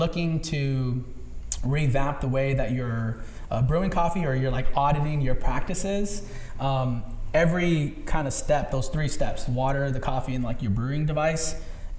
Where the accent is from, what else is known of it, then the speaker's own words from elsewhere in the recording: Los Angeles, California, United States; since I was a boy growing up in San Pedro